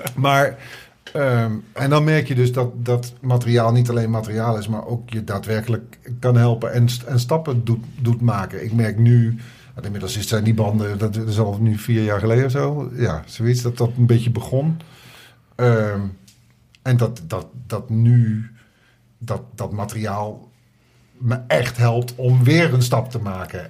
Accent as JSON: {"language": "Dutch", "town": "Oosterbeek", "region": "Gelderland", "country": "Netherlands", "tie": "born or raised there", "moved": "yes", "lives_now": "Amsterdam, Netherlands", "said": "bij mij in Oosterbeek, waar ik vandaan kom"}